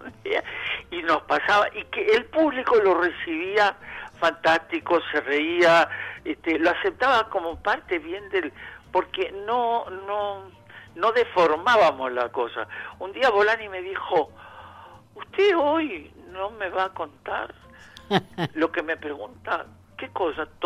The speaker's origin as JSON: {"language": "Spanish", "region": "Andalusia", "country": "Spain", "said": "No, no, no, niño, que yo, yo soy andaluz"}